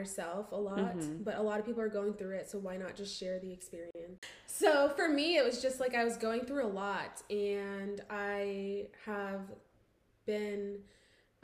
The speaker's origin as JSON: {"language": "English", "region": "northeastern Pennsylvania", "country": "United States", "moved": "as an adult", "lives_now": "Georgia, United States", "said": "So we're both from Pennsylvania, and kind of northeastern Pennsylvania, so mm-hmm. the Valley"}